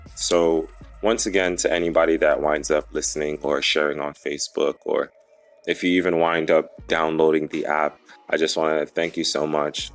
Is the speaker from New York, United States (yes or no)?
yes; New York, United States; also born or lived in St. Lucia; I have lived in New York for most of my life